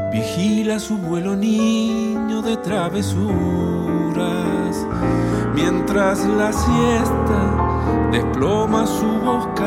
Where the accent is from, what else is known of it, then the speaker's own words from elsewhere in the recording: Paraná, Entre Ríos, Argentina; soy músico de Paraná, de Entre Ríos